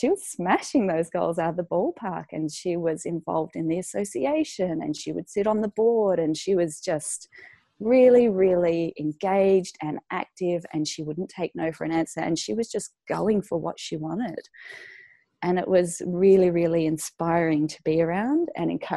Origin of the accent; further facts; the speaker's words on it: Fremantle, Western Australia, Australia; also born or lived in Colorado; I've just taken over my dad's practice in Fremantle, which is my hometown.